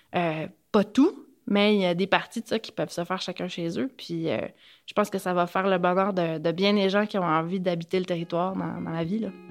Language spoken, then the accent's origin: French; Gaspésie, Quebec, Canada; moved away as an adult; also born or lived in Montreal; de chez nous en Gaspésie